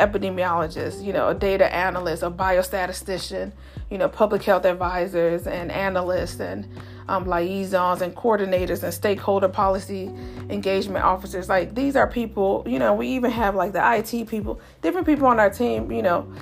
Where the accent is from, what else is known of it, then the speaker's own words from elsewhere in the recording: Chicago, Illinois, United States; moved away; I'm originally born and raised in Chicago